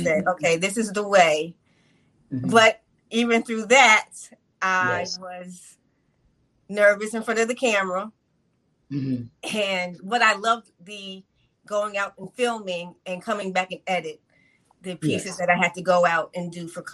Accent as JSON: {"language": "English", "region": "New York", "country": "United States", "tie": "born or raised there", "said": "I grew up in New York"}